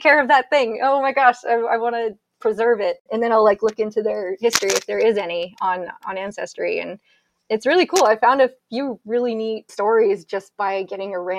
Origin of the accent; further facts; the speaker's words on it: New Boston, New Hampshire, United States; I'm from New Boston, New Hampshire, and our cemetery has a stone